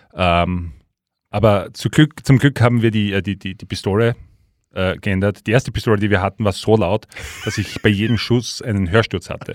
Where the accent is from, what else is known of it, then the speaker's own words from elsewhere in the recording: Leoben, Styria, Austria; bei uns in Leoben